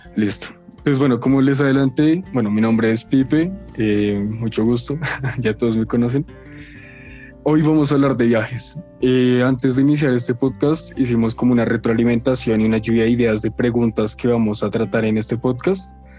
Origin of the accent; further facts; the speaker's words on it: Colombia; yo orgulloso de ser colombiano